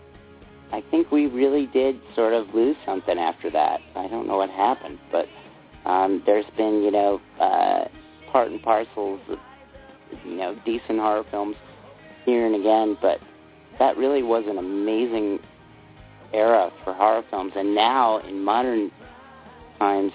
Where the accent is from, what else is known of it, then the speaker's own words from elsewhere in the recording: New York City, New York, United States; moved away as an adult; also born or lived in New Jersey / Manhattan; now in Fort Collins, United States; I was born in New York City and lived in New Jersey for a long time and then lived in Manhattan